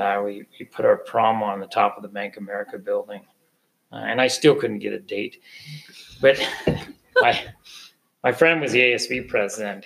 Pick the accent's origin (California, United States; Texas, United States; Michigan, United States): California, United States; San Francisco Bay; I grew up on San Francisco Bay